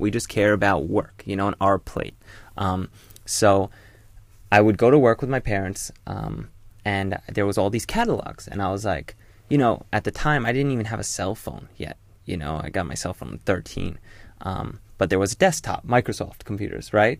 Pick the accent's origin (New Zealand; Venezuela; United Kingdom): United Kingdom; Hull, Yorkshire and the Humber; moved away; the U K. I was born in Yorkshire. Hull, to be exact